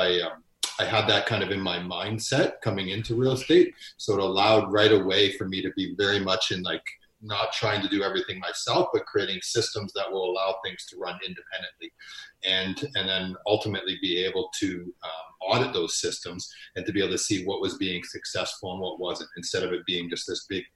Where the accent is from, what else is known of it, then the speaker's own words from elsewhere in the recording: Ontario, Canada; moved away as an adult; also born or lived in Winnipeg; now in Edmonton, Canada; I'm originally from Ontario. So I spent the majority of my years in Ontario.